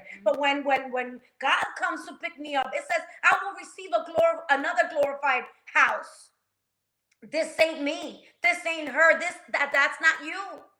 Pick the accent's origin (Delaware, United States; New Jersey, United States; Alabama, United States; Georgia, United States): New Jersey, United States; I'm from Jersey, girl. I'll solve your problem right now.